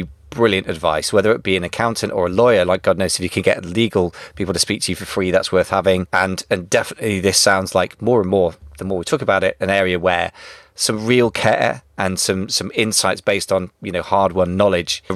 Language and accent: English; United Kingdom; first language English